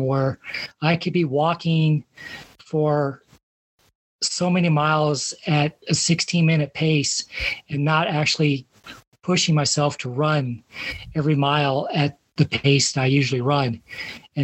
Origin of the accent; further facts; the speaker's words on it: Colorado Springs, Colorado, United States; I grew up in Colorado Springs